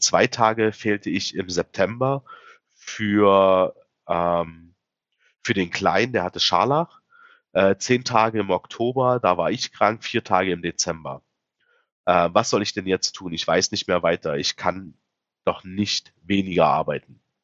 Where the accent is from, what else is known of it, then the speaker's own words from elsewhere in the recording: Saxony-Anhalt, Germany; bei uns in Sachsen-Anhalt